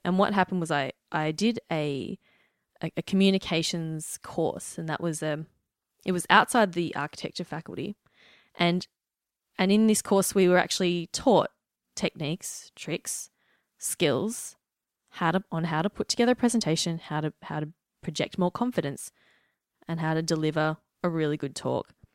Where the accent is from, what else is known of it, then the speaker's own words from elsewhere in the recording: Melbourne, Victoria, Australia; I'm from Melbourne, Australia